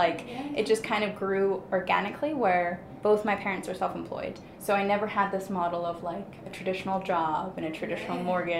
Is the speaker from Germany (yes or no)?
yes; Germany; English is a second language; so I'm actually born and raised in Germany, the accent's very deceiving.